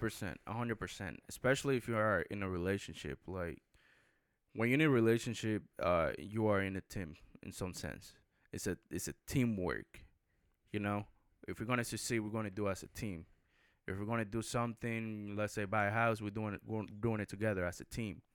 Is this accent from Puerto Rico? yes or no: yes; Puerto Rico; I grew up in Puerto Rico